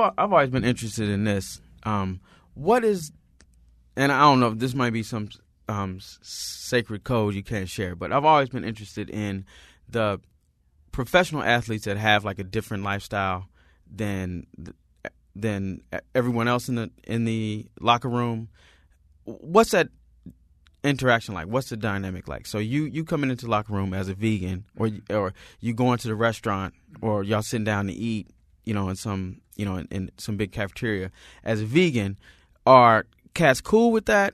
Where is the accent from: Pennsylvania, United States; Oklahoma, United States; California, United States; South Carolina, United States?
Oklahoma, United States; I'm from Oklahoma. I'm from the country.